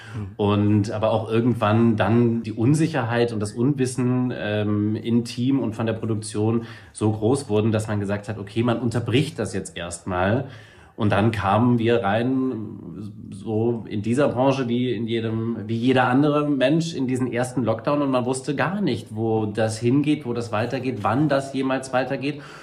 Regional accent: Saarbrücken, Saarland, Germany; moved away; also born or lived in Völklingen; aufgewachsen bin ich dann in alten Kessel zwischen Völklingen und Saarbrücken

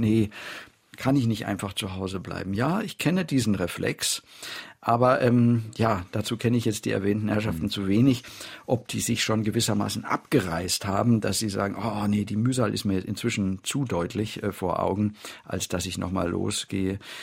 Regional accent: Germany

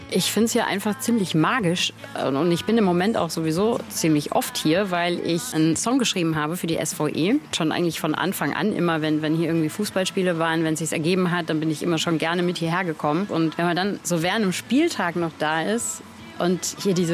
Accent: Saarland, Germany; first language Saarland dialect; auf die Suche gemacht nach der Bedeutung der Mundart fürs Saarland und für die Saarländer das ist meine Muttersprache. Ne? So bin ich aufgewachsen

